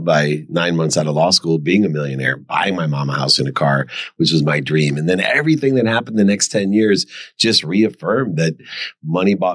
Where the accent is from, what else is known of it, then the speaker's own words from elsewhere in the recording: Akron, Ohio, United States; I grew up in Akron, Ohio